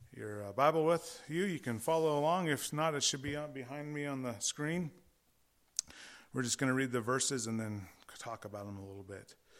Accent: California, United States; I am from California

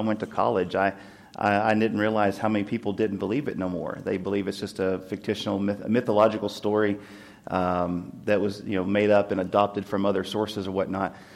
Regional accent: Tennessee, United States; moved away; my home state, Tennessee

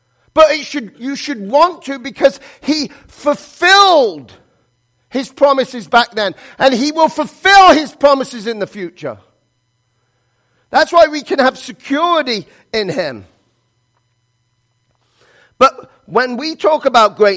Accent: England, United Kingdom; moved away; I was born in England

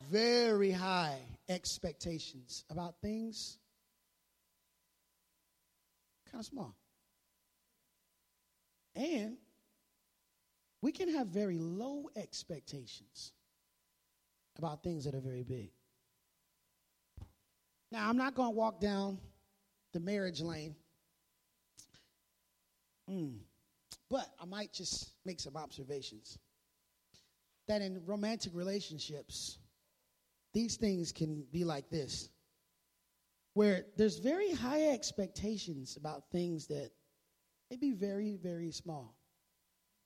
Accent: Midwest, United States; I grew up in the Midwest

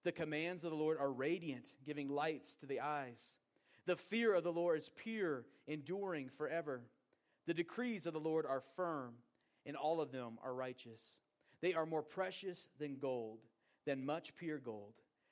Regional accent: Portland, Oregon, United States; moved away as an adult; also born or lived in Bozeman, Montana; now in Wyoming, United States; I grew up in Portland, Oregon, and I grew up with a view of the beautiful Mount Hood out my kitchen window.

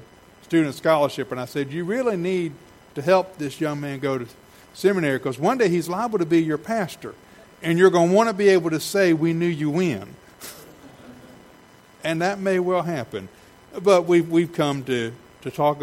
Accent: Savannah, Georgia, United States; I grew up in Savannah.

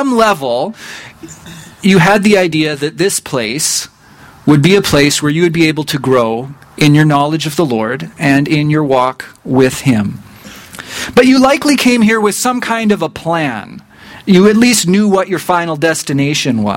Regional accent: rural Saskatchewan, Canada; I grew up only about an hour's drive away from here in rural Saskatchewan

